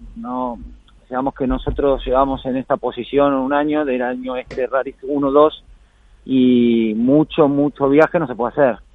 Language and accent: Spanish; Argentina; moved away; me fui a Argentina, estuve ahí más de dos semanas, ahí de vuelta en la, tierra y las raíces